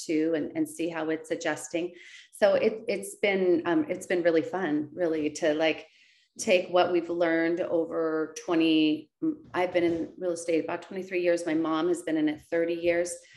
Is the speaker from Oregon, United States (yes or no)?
yes; West Linn, Oregon, United States; my hometown of West Lynn